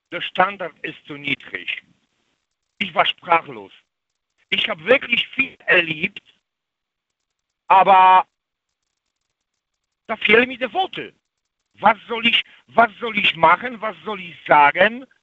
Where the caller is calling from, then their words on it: Świnoujście, West Pomeranian Voivodeship, Poland; German is a second language; In Swinemünde.